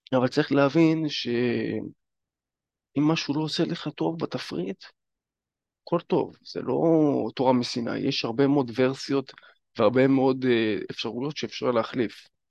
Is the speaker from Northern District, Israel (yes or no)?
yes; Northern District, Israel; הייתי בפאב אצלנו בצפון